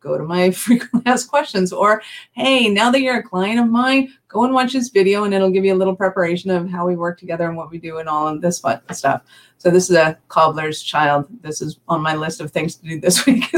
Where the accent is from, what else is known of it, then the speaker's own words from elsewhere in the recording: Canada; I'm Canadian